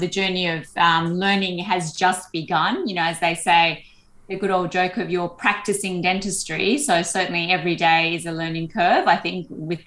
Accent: Sydney, New South Wales, Australia; most of us growing up in Sydney

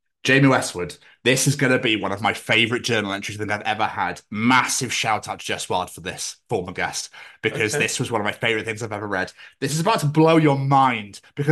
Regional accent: Scotland, United Kingdom; I'm from Scotland where the most scariest thing is a cow.

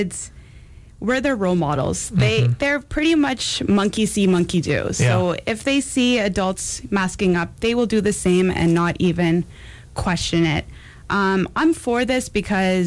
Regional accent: Canada; also born or lived in New York City, United States; now in Champaign-Urbana, United States; born and raised in Canada, and I just moved from New York City

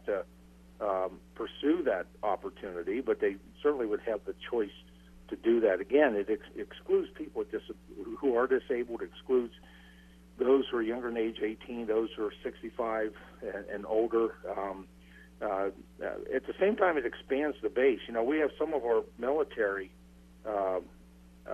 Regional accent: Pennsylvania, United States; I'm from Pennsylvania

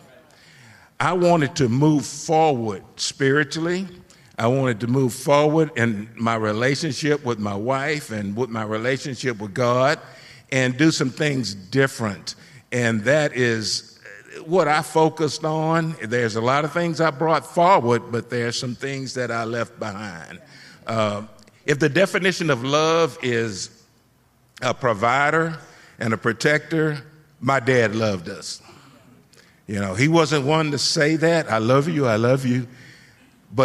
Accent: Houston, Texas, United States; moved away; I'm originally from Houston, Texas, and I grew up in a pretty traditional home setting

